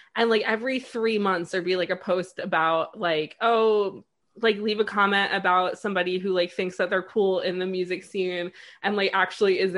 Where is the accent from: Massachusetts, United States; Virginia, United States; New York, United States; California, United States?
New York, United States; also born or lived in London; I grew up right outside New York City